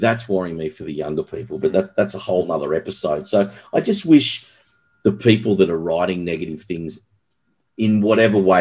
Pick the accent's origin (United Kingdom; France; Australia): Australia; also born or lived in Los Angeles; now in Sydney, Australia; being an Aussie